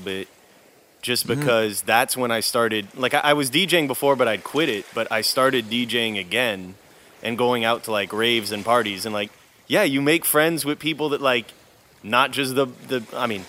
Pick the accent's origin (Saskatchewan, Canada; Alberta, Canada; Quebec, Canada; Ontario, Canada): Quebec, Canada; Montreal; also born or lived in Vietnam; I grew up in Montreal